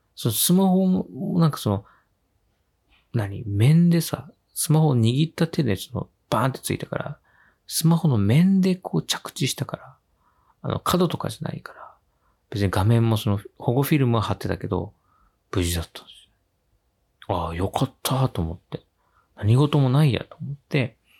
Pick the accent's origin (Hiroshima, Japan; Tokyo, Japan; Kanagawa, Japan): Kanagawa, Japan; Yokohama; 地元の横浜